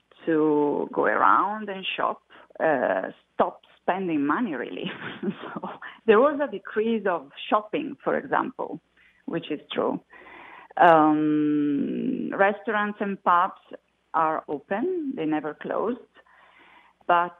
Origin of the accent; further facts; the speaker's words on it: Italy; moved away as an adult; I'm originally from Italy. I moved 20 years ago.